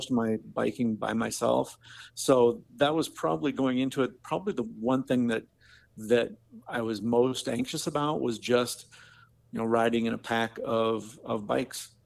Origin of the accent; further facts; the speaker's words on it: Marion, Iowa, United States; I'm from Marion, Iowa. So, you know, I'm kind of a local